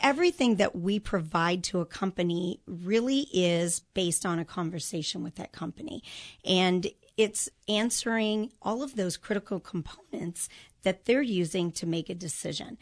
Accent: Chicago suburbs, Illinois, United States; moved away as an adult; now in Kansas City, United States; I grew up in the Chicago suburbs

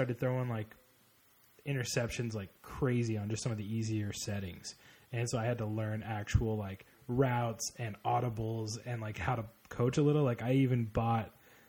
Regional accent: Oklahoma, United States; Growing up in Oklahoma, I was a Sooners fan.

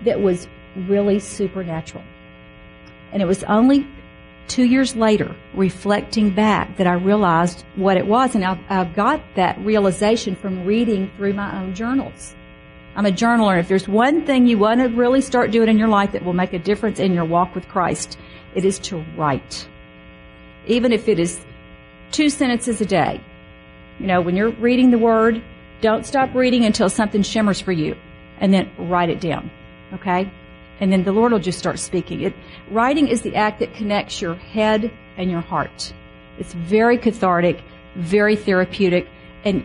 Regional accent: Mississippi, United States; I grew up Baptist in Mississippi

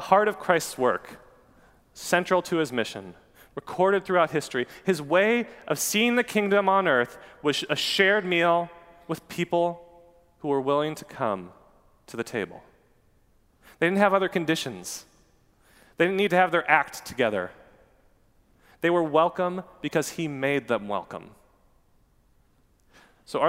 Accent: Newburg, United States; a place called the Newburg Bakery. That's my hometown.

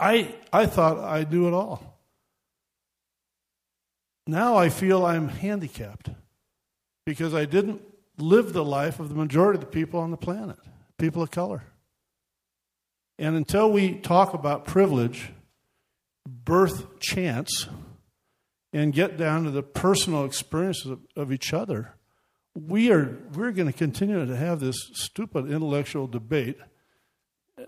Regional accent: United States; I was born in America 66 years ago, white, male, and of educated parents

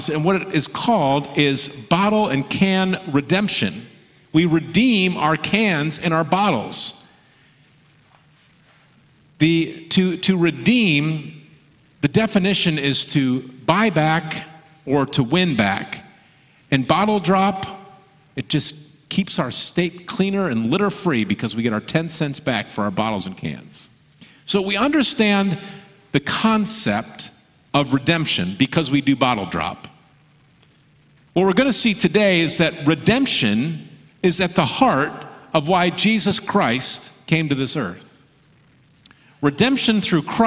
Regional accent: Michigan, United States; now in Oregon, United States; I grew up in Michigan. I live in Oregon now

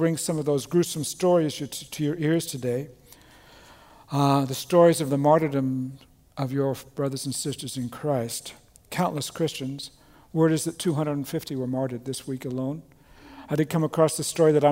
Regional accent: Australia; moved away; I was born and raised in Australia

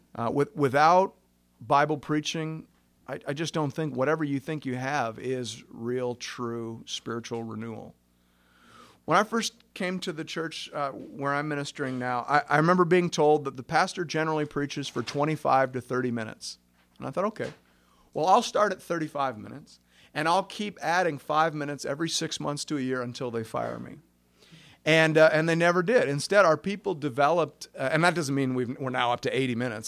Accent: Kettleby, Ontario, Canada; I grew up in Kettleby, Ontario

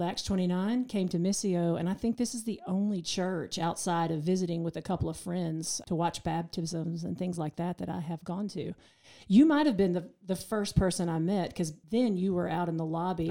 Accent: Waynesville, North Carolina, United States; now in Asheville, United States; I grew up in Waynesville, about thirty minutes from here.

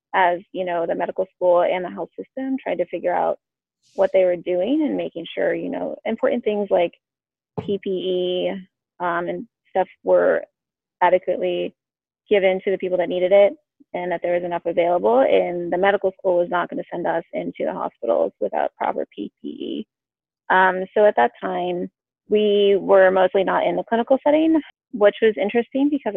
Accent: Hanover, Massachusetts, United States; moved away as an adult; also born or lived in Washington, District of Columbia, United States / Baltimore, Maryland; now in Philadelphia, United States; I was born and grew up in Massachusetts, outside of Boston. I grew up in a town called Hanover, lived there for all first 18 years of my life

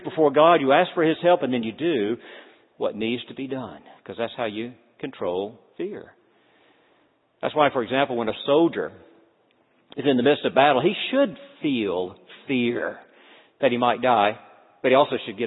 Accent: North Florida, United States; also born or lived in Deep South; now in Cincinnati, United States; as a small boy growing up in North Florida

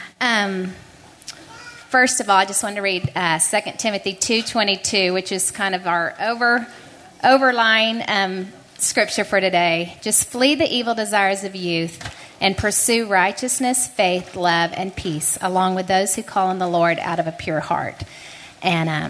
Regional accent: Houston, Texas, United States; I was raised in Houston

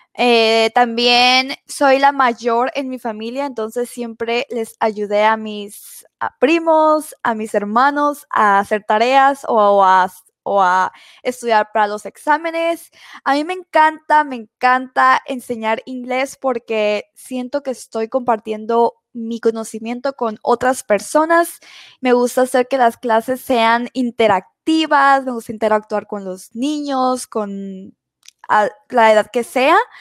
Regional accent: Mexico; now in United States; yo soy mexicana y actualmente estoy viviendo en Estados Unidos

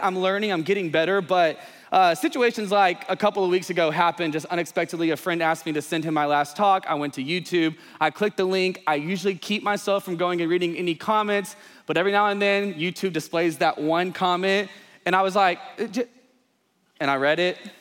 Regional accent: East Texas, United States; I grew up in the country, small town, East Texas, yee yee stuff all the time

